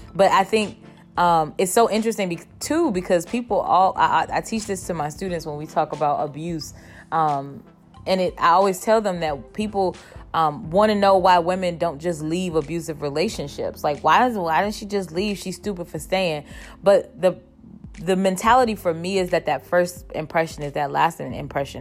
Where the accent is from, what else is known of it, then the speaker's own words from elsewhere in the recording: Cleveland, Ohio, United States; moved away; I was born and raised in Cleveland